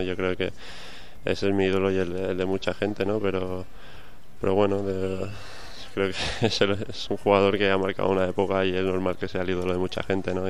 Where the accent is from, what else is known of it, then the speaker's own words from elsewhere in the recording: Mallorca, Balearic Islands, Spain; now in Valencia, Spain; el pabellón de, mi pueblo, ¿no? De, Mallorca